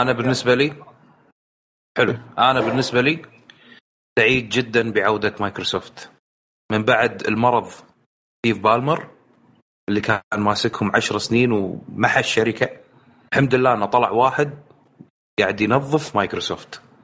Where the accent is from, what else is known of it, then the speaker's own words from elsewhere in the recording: Kuwait; انا جاي من الكويت